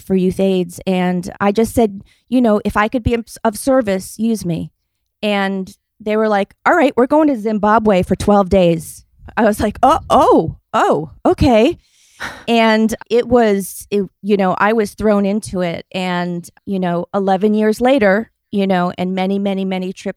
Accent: Rhode Island, United States; I grew up in Rhode Island in the rural suburbs.

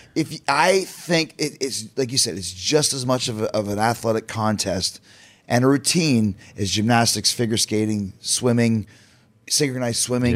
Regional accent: Canada; I'm Canadian, but we're from North America

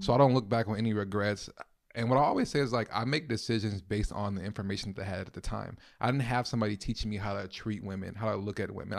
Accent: Los Angeles, California, United States; moved away as an adult; now in Minneapolis, United States; I'm originally from Los Angeles, California

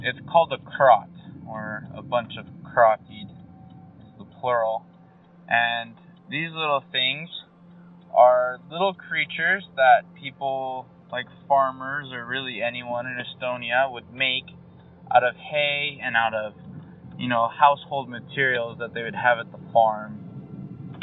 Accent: North Carolina, United States; moved away as an adult; now in Utah, United States; I'm originally from North Carolina.

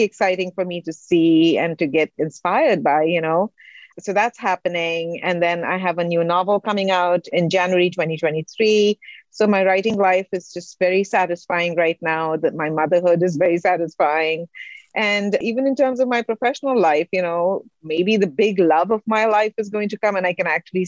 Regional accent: India; moved away as an adult; also born or lived in Singapore; now in United States; I'm from India.

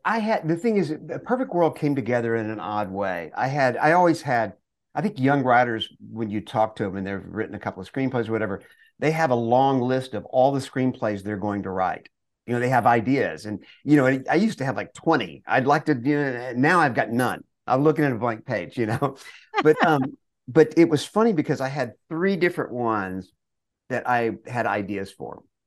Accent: Longview, Texas, United States; we grew up in Longview, Texas, in East Texas.

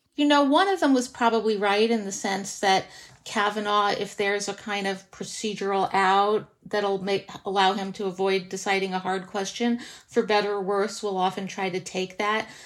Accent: Livingston, New Jersey, United States; my hometown of Livingston, New Jersey

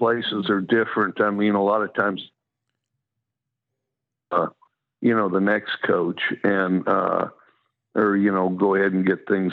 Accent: Wyoming, United States; accent: drawl; also born or lived in Washington State; now in Mississippi, United States; I've always had a drawl because I'm from Wyoming

